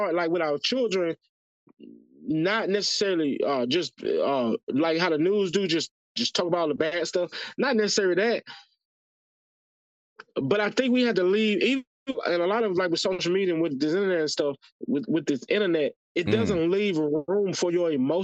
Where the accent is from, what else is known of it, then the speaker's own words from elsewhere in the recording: the South, United States; moved away; I was from the South